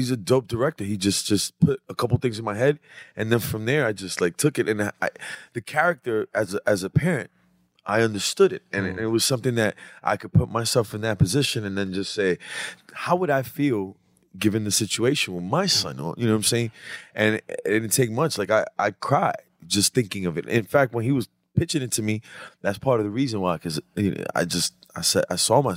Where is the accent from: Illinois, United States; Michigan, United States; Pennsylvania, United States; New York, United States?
New York, United States; New York City; But I was born in 204.